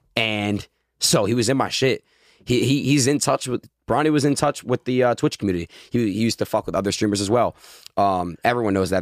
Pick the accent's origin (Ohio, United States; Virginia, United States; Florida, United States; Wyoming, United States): Florida, United States; moved away; also born or lived in New York; I was born in Florida